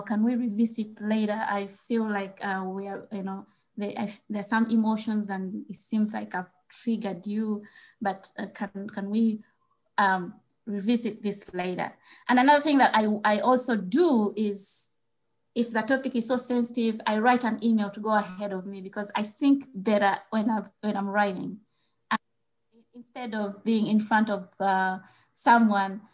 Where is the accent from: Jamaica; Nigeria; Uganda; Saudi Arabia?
Uganda; moved away as an adult; now in United States; growing up in Uganda